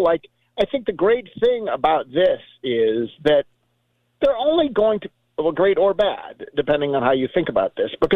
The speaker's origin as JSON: {"language": "English", "town": "Buffalo", "region": "New York", "country": "United States", "tie": "born or raised there", "moved": "yes", "lives_now": "Memphis, United States", "said": "Growing up in Buffalo"}